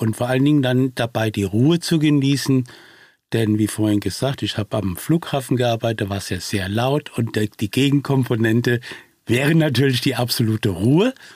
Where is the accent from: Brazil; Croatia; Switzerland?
Brazil; now in Germany; dass ich selbst gebürtiger Brasilianer bin und somit äh, meinem Heimatland doch in irgendeiner Form auf diese Weise mich verbunden fühle